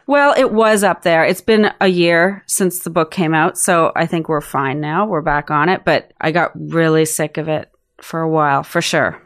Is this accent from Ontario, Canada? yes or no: no; Prince Edward Island, Canada; moved away as an adult; also born or lived in Alert Bay, British Columbia / Vancouver / Austin; now in Toronto, Canada; I grew up in Prince Edward Island, and then moved to Vancouver after high school